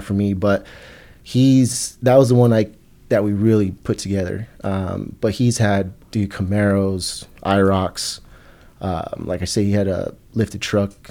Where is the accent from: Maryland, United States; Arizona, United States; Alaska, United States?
Arizona, United States; Tucson; I grew up in Tucson, Arizona, not the best part of town